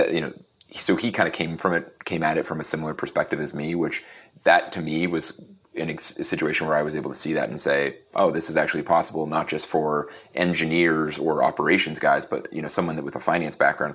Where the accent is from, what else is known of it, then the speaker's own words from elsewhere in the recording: Erie, Pennsylvania, United States; I am from Erie, Pennsylvania, which is a small town in Pennsylvania. Really kind of grew up around small businesses